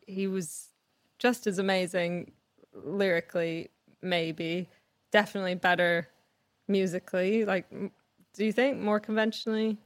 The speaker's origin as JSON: {"language": "English", "country": "Canada", "tie": "born or raised there", "said": "I grew up in Canada"}